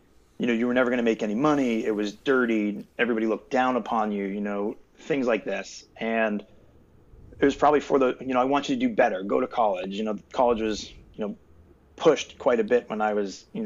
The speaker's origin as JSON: {"language": "English", "region": "East Coast", "country": "United States", "also_born_or_lived": "Southern California", "said": "I'm originally from the East Coast"}